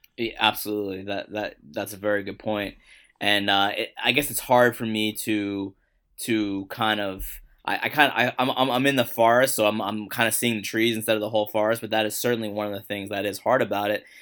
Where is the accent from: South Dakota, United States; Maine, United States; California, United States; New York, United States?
New York, United States; New York City; I grew up in Queens